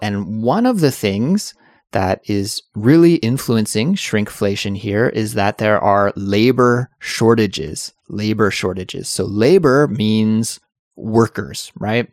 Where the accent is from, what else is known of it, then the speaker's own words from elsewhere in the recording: Canada; I'm from Canada